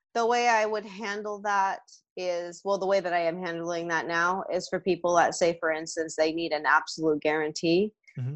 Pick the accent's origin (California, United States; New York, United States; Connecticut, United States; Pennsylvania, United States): California, United States; the Bay Area; I'm from the Bay Area. That's where I grew up.